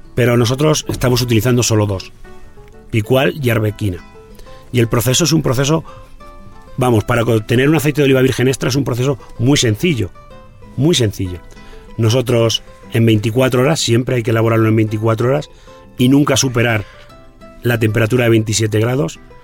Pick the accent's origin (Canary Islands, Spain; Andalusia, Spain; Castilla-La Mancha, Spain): Castilla-La Mancha, Spain; en Castilla-La Mancha, en mi tierra